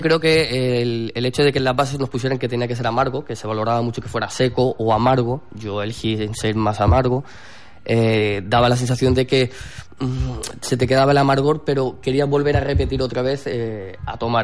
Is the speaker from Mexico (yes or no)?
no; Alcúdia, Balearic Islands, Spain; yo soy mallorquín y como Mallorca no hay nada